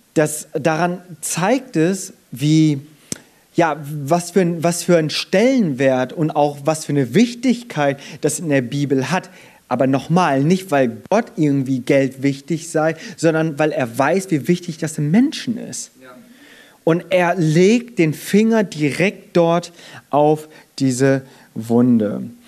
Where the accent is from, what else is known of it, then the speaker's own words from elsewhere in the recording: Germany; Ich bin in Deutschland geboren und aufgewachsen, bin aber habe meine Wurzeln in Korea